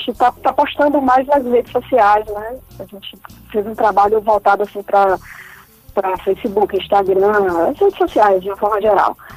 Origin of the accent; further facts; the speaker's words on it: Feira de Santana, Bahia, Brazil; born there; now in Salvador, Brazil; ela mora em Feira de Santana